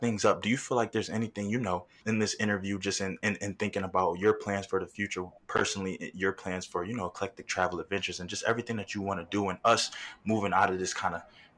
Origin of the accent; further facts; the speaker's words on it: the North, Northeast, United States; also born or lived in New York / Philadelphia; growing up in the North and between New York and Philadelphia